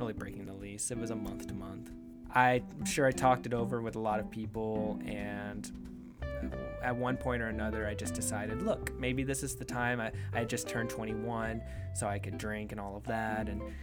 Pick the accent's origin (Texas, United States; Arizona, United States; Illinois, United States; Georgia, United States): Texas, United States; Houston; now in Austin, United States; Houston is where I like to say I was born and raised